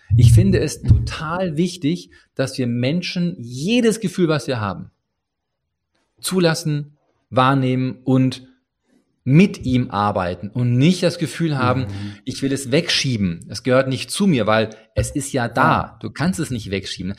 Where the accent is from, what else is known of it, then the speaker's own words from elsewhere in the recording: Ruhr area, North Rhine-Westphalia, Germany; Ich komme aus dem Ruhrgebiet